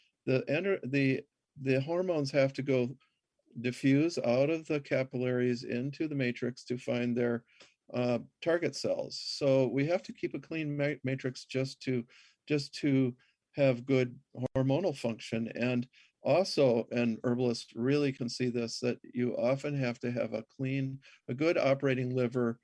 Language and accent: English; Minnesota, United States; I grew up in Minnesota.